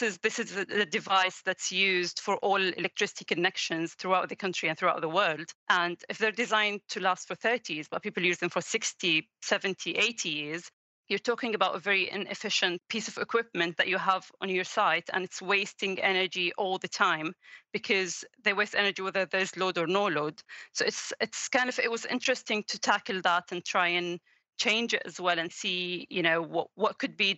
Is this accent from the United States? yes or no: no; Jordan; I'm from Jordan and grew up there all my life.